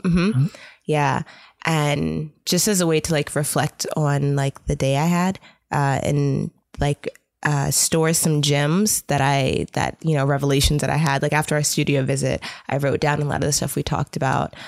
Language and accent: English; New York City, New York, United States; moved away; also born or lived in East Coast; I've kind of grown up over the East Coast. So I was born in Brooklyn, New York. I lived there for a while with my mom and my dad